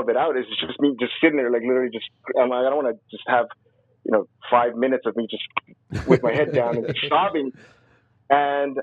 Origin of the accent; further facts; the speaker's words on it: Compton, California, United States; I was raised in Compton